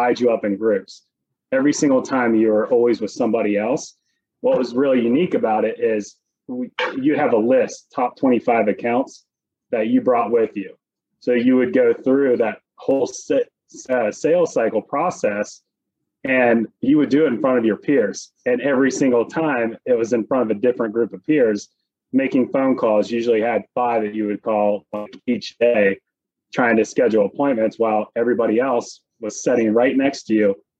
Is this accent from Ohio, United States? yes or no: no; West Virginia, United States; moved away as an adult; now in Pittsburgh, United States; I'm from West Virginia, born and raised